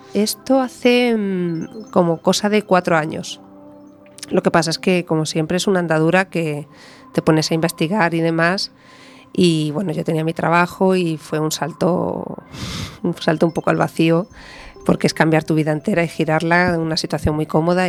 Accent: Galicia, Spain; aquí en Galicia

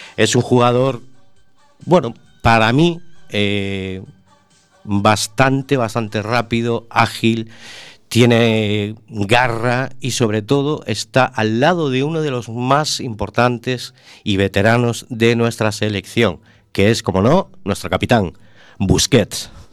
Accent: Vigo, Galicia, Spain; born or raised there

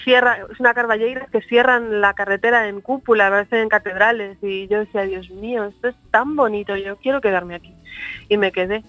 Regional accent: Madrid, Community of Madrid, Spain; also born or lived in Lugo / London; en el año 75 mis padres por cuestiones eh, profesionales tuvieron que emigrar a Madrid y yo me he criado allí, me crié en Madrid, hice ahí mi escuela, mi universidad

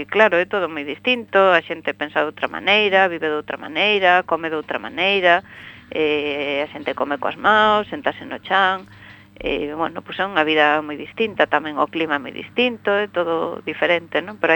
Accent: Bodente, Galicia, Spain; eu teño a sorte de que, como dicimos aquí, son de Bodente

